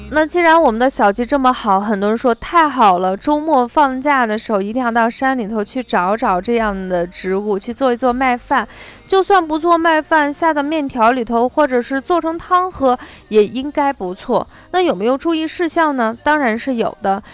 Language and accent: Chinese; Shaanxi, China; accent: Shaanxi dialect; 我们陕西方言把它称为叉子